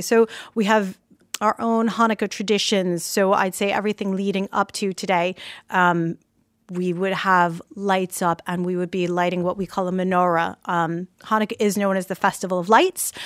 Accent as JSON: {"language": "English", "region": "New York", "country": "United States", "tie": "born or raised there", "moved": "yes", "lives_now": "Ireland", "said": "born and raised in Brooklyn, New"}